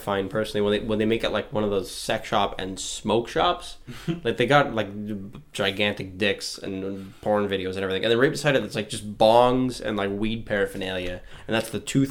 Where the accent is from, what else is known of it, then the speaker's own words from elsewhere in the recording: Canada; She's like, where are you guys from? I'm like, Canada.